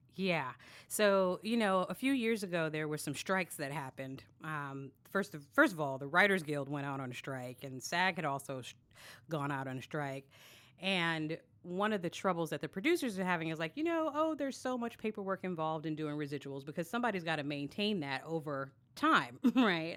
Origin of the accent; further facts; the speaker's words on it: New York City, New York, United States; I am actually from Brooklyn, born and raised